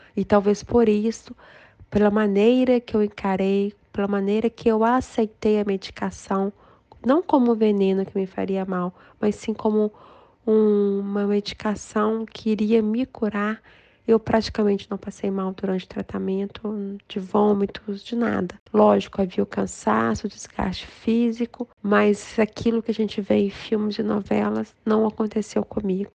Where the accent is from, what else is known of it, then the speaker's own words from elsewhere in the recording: João Monlevade, Minas Gerais, Brazil; also born or lived in Belo Horizonte; João Molevade, que é minha cidade natal